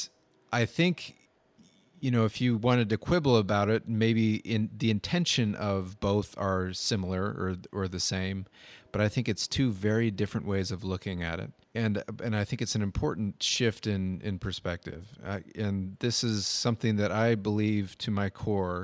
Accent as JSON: {"language": "English", "country": "United States", "said": "growing up in America"}